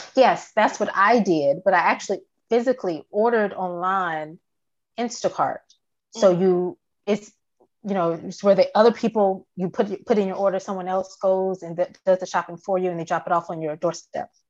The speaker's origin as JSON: {"language": "English", "region": "Virginia", "country": "United States", "tie": "born or raised there", "also_born_or_lived": "Atlanta, Georgia", "moved": "as an adult", "lives_now": "Georgia, United States", "said": "I am from the Atlanta area, and um, I was raised in Virginia primarily"}